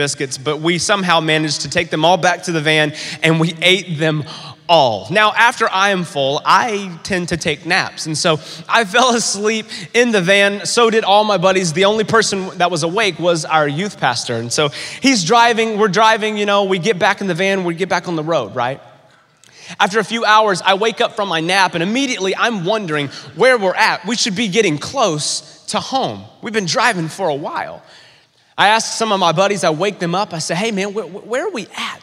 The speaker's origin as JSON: {"language": "English", "region": "North Carolina", "country": "United States", "tie": "born or raised there", "said": "I grew up in North Carolina"}